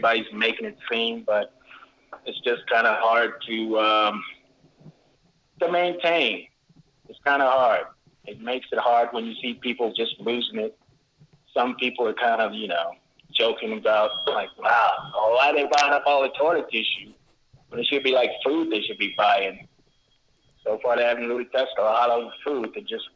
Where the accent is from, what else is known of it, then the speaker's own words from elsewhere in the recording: Kansas City, Missouri, United States; moved away; also born or lived in Colorado Springs; I'm originally out from Kansas City